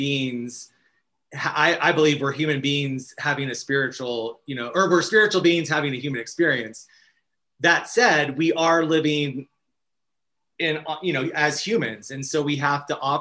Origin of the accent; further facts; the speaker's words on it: Arizona, United States; now in Los Angeles, United States; as a young child in Arizona.